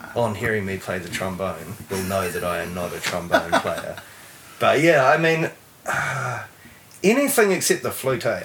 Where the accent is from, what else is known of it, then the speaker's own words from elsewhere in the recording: Taranaki, New Zealand; also born or lived in Tauranga, New Zealand / Mount Maunganui, New Zealand; So I grew up in Taranaki. I was actually born in um, born in Tauranga. I spent my first five years in mm. Mount, Mount Maunganui and um, moved to Taranaki when I was five or six and lived out in the country